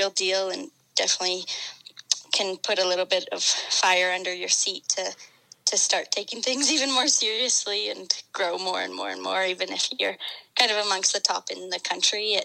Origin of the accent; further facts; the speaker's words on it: Canada; also born or lived in Alberta; Well, I'm from Canada. I live in the West, in the province of Alberta.